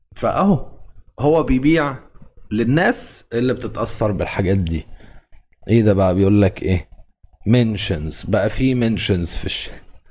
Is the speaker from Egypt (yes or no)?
yes; Egypt; احنا كمصريين